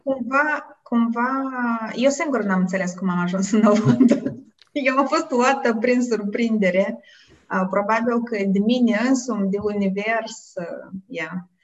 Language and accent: Romanian; Moldova; moved away as an adult; also born or lived in United States; now in Netherlands; eu sunt din Moldova, asta este, pe mine asta mă definește